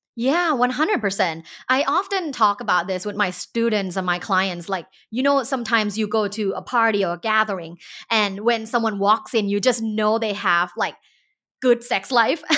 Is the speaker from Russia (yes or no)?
no; Thailand; now in United States; growing up in Thailand